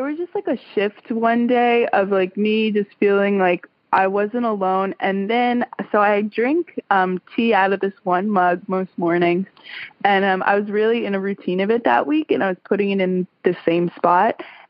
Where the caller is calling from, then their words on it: Tuscaloosa, Alabama, United States; I'm calling from Tuscaloosa, Alabama.